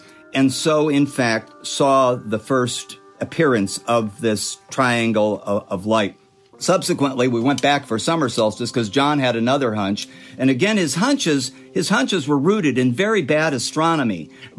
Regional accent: Illinois, United States; now in Southern California, United States; My parents moved out to Southern California in 1957. You know, I came from Illinois. There were seasons in Illinois

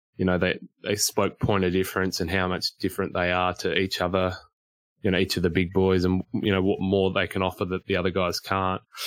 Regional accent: Queensland, Australia; Me being a Queenslander

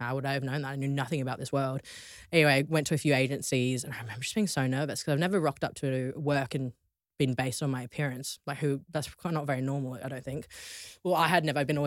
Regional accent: Australia; moved away as an adult; now in London, United Kingdom; growing up in Australia

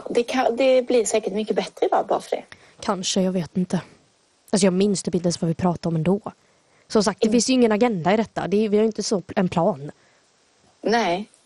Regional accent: Sweden; accent: mix of Scanian and Småland dialects; Jag tycker mer att jag har en blandning mellan skånska och småländska. Alltså, och att min skånska inte är så grov.

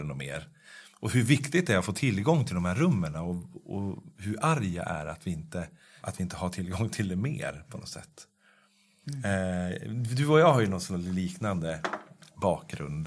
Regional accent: Norrsund, Sweden; moved away; min barndom och min uppväxt i Norrsund

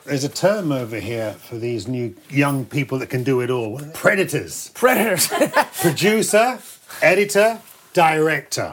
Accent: London, United Kingdom; growing up in London, I never wanted to leave this place

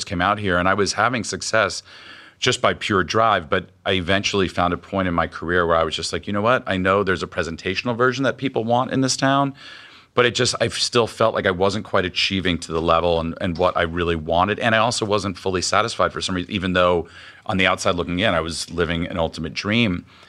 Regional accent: Miami, Florida, United States; also born or lived in New York / Los Angeles; I came from Miami to NYU to Los Angeles, not knowing anyone or anything.

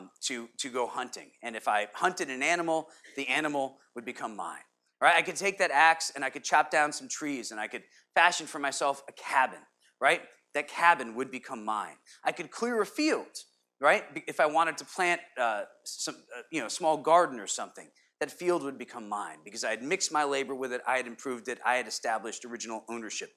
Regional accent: Connecticut, United States; being a kid growing up in Connecticut

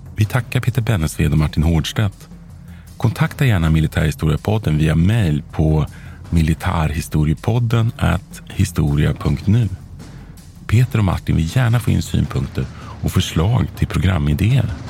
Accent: Växjö, Kronoberg County, Sweden; Jag är född i Växjö.

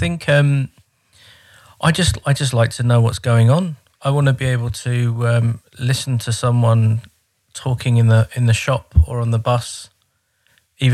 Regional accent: Croydon, London, United Kingdom; moved away as an adult; now in Horten, Norway; I'm English from Croydon

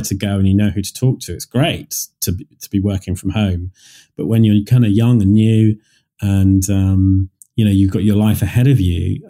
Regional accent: Leamington Spa, West Midlands, United Kingdom; this church in Leamington, my hometown

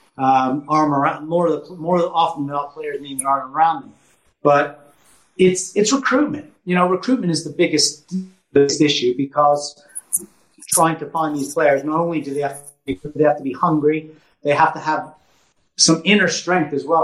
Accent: Canada; now in England

